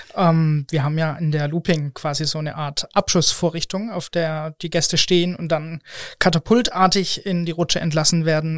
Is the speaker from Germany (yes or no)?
yes; the Mannheim/Stuttgart area, Southern Germany, Germany; moved away; Wir sind als ähm, Familie quasi kommen wir aus Süddeutschland, aus der Ecke Mannheim, Stuttgart. Und ähm, da kommen wir her und das hört man leider auch manchmal.